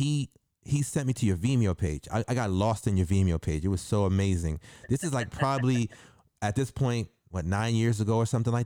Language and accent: English; New York, United States; I'm from the Bronx, from the South Bronx